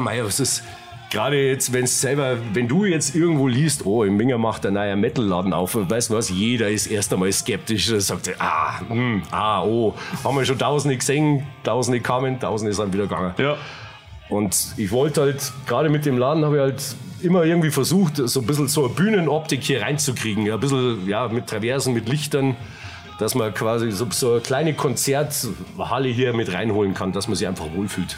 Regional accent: Munich, Bavaria, Germany; accent: Bavarian; also born or lived in Giesing; mitten in der Innenstadt. Rechts der Isar, aufgewachsen, äh, Höhe Viktualienmarkt.

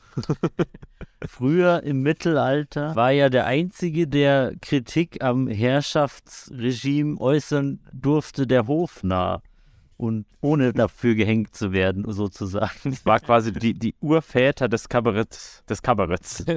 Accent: a village near Nuremberg, Bavaria, Germany; in dem Kaff, wo ich groß geworden bin, da war die Band …, das war so die Lokal-Metal-Band

